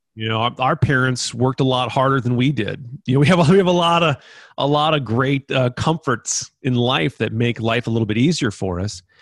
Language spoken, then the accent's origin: English; Mukwonago, Wisconsin, United States; I grew up in Maquanago, Wisconsin